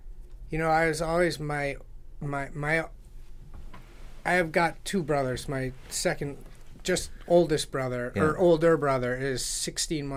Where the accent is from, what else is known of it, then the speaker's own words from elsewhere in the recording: Easthampton, Massachusetts, United States; also born or lived in Providence, Rhode Island / Putney, Vermont; Born and raised in East Hampton